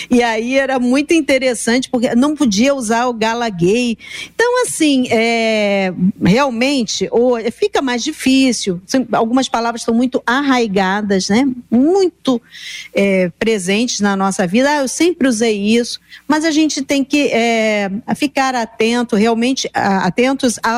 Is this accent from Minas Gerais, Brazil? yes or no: no; Rio de Janeiro, Brazil; É, os surfistas, eu me lembro, eu sou do Rio, mas não era surfista, né?